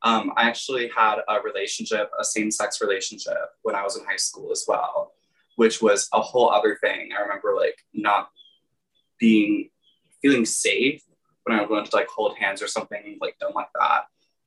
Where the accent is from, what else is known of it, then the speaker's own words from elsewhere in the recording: Texas, United States; I grew up in Texas.